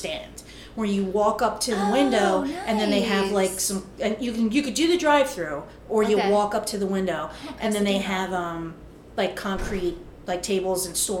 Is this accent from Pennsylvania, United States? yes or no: yes; Philadelphia, Pennsylvania, United States; I am a fat starving girl from Philly.